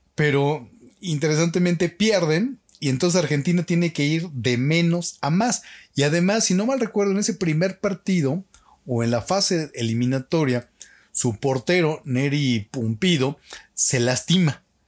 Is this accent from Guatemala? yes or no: no; Mexico; nosotros los mexicanos no somos altos